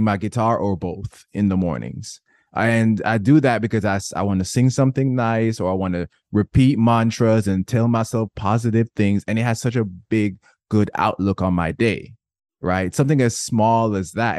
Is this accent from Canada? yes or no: no; Jamaica; I was born and raised in Jamaica